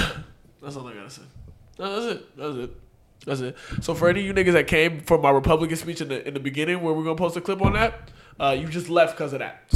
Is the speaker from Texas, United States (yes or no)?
yes; Texas, United States; I'm from Texas.